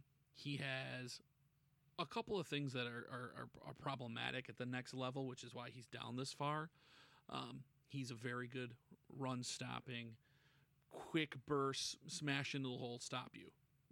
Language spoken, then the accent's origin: English; Buffalo, New York, United States; in my hometown here, the Buffalo